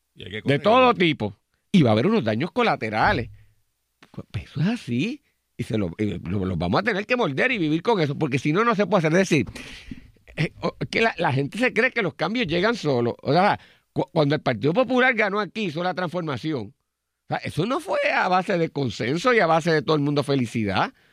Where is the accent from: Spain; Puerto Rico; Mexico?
Puerto Rico; como puertorriqueños y puertorriqueñas